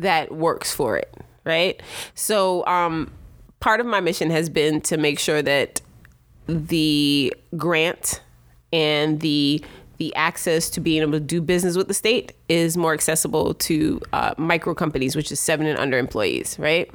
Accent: New York City, New York, United States; also born or lived in Jamaica; I was born in Brooklyn.

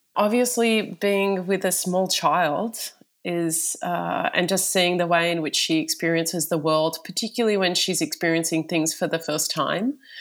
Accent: Australia; I am from Australia

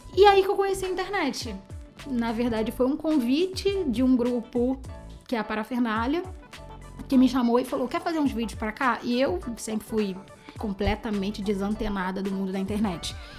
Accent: Rio de Janeiro, Brazil; eu sou carioca

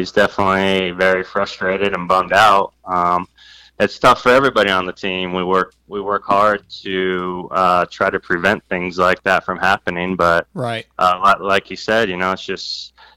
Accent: Valencia, California, United States; I grew up here in Southern California and raced and rode locally

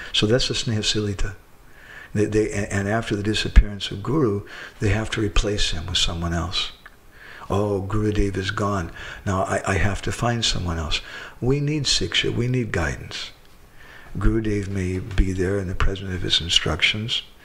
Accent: United States

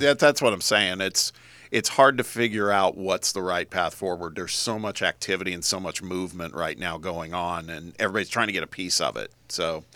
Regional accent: Indianapolis, Indiana, United States; living in Indianapolis

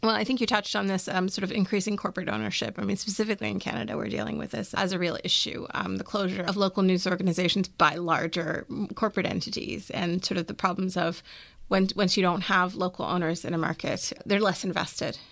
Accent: Maryland, United States; I'm actually from Maryland

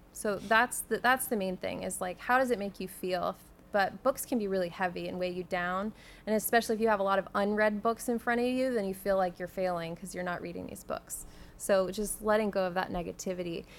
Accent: San Antonio, Texas, United States; I grew up in San Antonio

